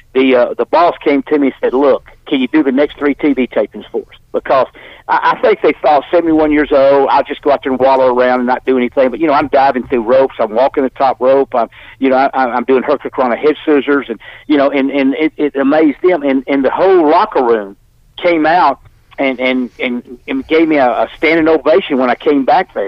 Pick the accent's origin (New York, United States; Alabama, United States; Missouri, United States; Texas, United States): Alabama, United States; Birmingham; I went to Phillips High School in Birmingham, Alabama. That's where I live in Birmingham.